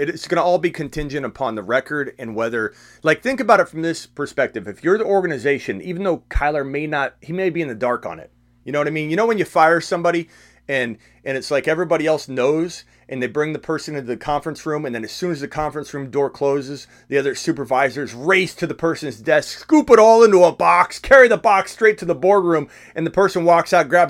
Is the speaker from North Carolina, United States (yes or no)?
no; Arizona, United States; I can say that because this is my home state.